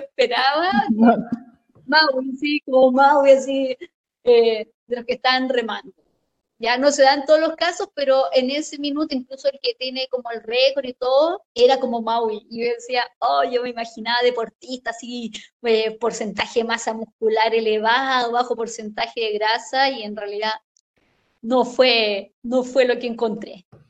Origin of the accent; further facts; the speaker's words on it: Chile; yo soy bombero acá en mi país